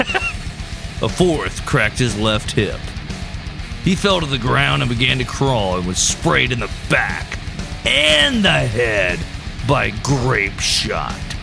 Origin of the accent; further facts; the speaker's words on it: United States; as an American